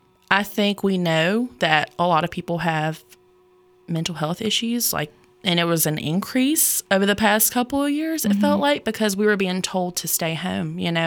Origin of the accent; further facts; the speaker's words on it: Yanceyville, North Carolina, United States; also born or lived in Goldsboro, North Carolina; right now, I live in Yanceyville, North Carolina. That's pretty much where I grew up. I was born in Goldsboro, North Carolina